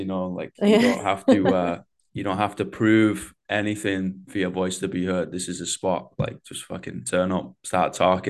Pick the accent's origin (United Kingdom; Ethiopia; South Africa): United Kingdom; England; You know, I got a bit of a disassociation when I'm obviously from England, right?